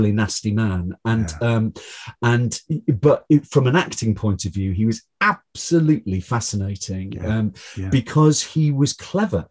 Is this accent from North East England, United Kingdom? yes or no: yes; Newcastle upon Tyne, North East England, United Kingdom; I'm from Newcastle upon Tyne, but but I've always spent a lot of time in Northumberland